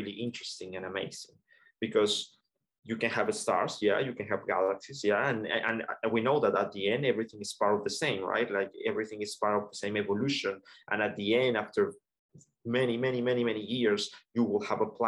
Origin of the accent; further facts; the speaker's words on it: Colombia; moved away; I'm originally from Colombia